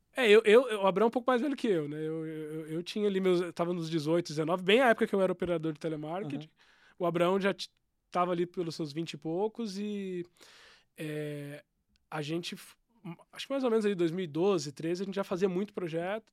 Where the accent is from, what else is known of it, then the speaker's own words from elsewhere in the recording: São Bernardo do Campo, São Paulo, Brazil; also born or lived in Guaianazes, São Paulo; now in Campinas, Brazil; Eu cresci em São Bernardo do Campo